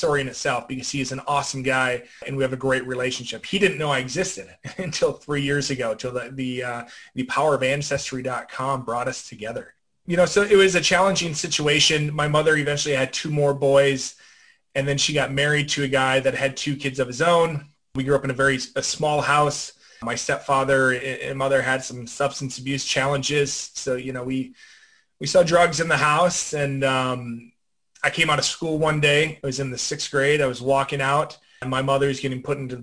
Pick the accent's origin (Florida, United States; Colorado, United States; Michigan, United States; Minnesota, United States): Minnesota, United States; western; I am from a very small town in the western part of Minnesota, about 20 miles from the South Dakota border.